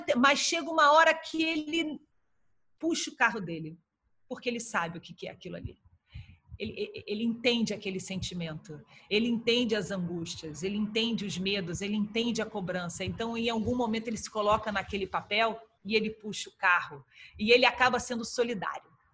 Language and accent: Portuguese; Brazil; como ex-atleta, como jornalista, como brasileira